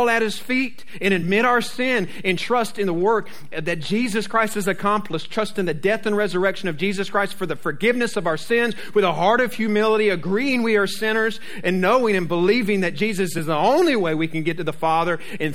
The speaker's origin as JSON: {"language": "English", "town": "Jacksonville", "region": "Florida", "country": "United States", "tie": "born or raised there", "said": "I'm from Jacksonville"}